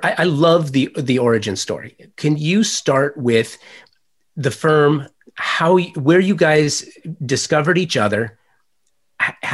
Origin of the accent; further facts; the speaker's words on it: Los Angeles, California, United States; I'm a native Angeleno